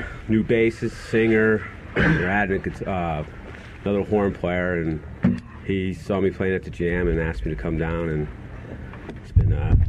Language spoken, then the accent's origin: English; Milford, Connecticut, United States; I'm from Milford, Connecticut.